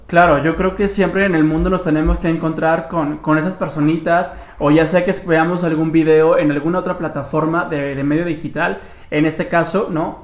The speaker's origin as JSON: {"language": "Spanish", "town": "Guadalajara", "region": "Jalisco", "country": "Mexico", "said": "vivo en más y menos que Guadalajara, Jalisco"}